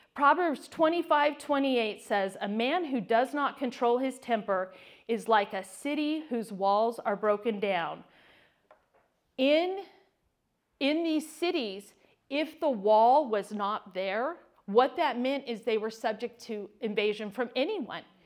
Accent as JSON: {"language": "English", "region": "California", "country": "United States", "tie": "born or raised there", "moved": "yes", "said": "I was born and raised in California"}